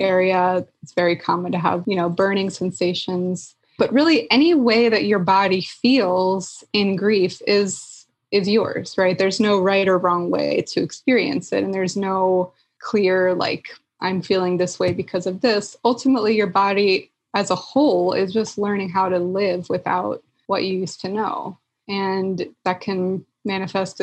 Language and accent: English; Philadelphia, Pennsylvania, United States; moved away as an adult; also born or lived in Chicago; I'm from Philly